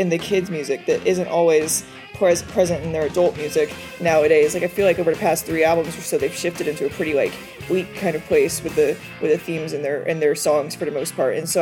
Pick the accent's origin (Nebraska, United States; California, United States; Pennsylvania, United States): California, United States; San Diego; now in Los Angeles, United States; I'm a journalism student who lives in currently in the Los Angeles, California area, although I grew up in San Diego